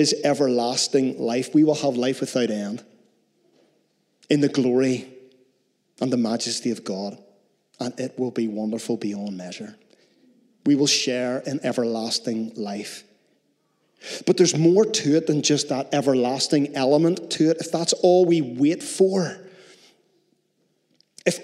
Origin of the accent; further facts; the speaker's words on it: Northern Ireland, United Kingdom; We're so Northern Irish in Northern Ireland